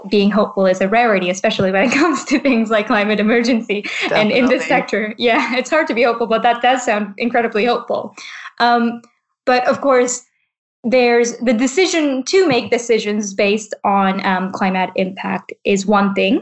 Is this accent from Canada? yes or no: yes; Vancouver, British Columbia, Canada; I'm from Vancouver